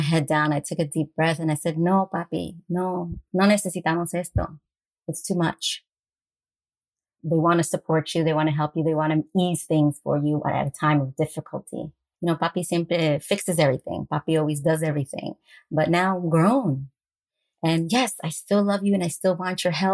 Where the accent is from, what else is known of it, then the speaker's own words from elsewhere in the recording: Westchester County, New York, United States; I grew up in Westchester County in New York